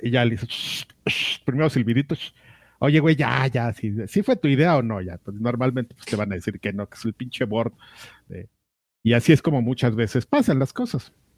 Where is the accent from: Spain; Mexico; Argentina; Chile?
Mexico; como lo que somos, amigo, como mexicanos